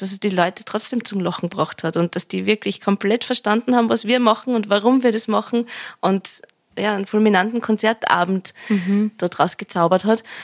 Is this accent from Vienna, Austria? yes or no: yes; Vienna, Austria; accent: Viennese dialect (Wienerlied); da in meiner Sprache, in meinem Dialekt singen kann